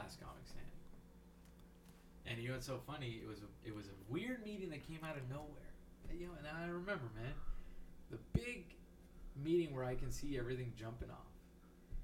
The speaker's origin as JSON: {"language": "English", "town": "McAllen", "region": "Texas", "country": "United States", "tie": "born or raised there", "moved": "yes", "said": "growing up in McAllen"}